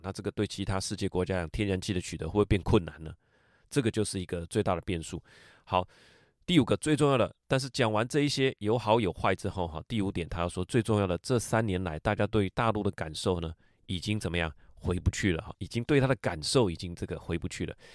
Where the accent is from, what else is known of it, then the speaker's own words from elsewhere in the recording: Taiwan; 我们在台湾